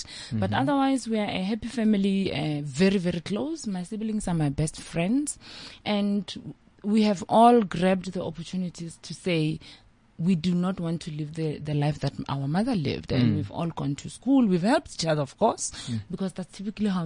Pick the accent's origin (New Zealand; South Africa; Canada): South Africa; Hammanskraal, Gauteng; I come from Hammanskraal from a family of eight.